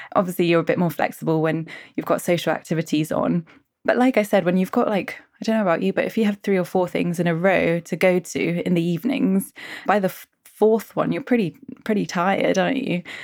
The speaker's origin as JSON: {"language": "English", "area": "Suffolk", "region": "East of England", "country": "United Kingdom", "also_born_or_lived": "West Country", "moved": "yes", "said": "I'm from Suffolk"}